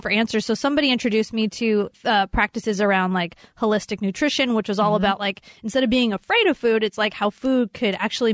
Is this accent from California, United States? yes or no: yes; Los Angeles, California, United States; Born there, raised there